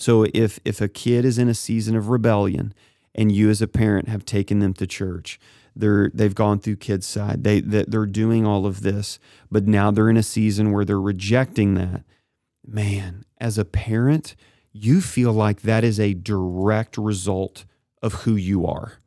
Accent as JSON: {"language": "English", "town": "Kennett", "region": "Missouri", "country": "United States", "tie": "born or raised there", "said": "my hometown of Kennett and the farmers."}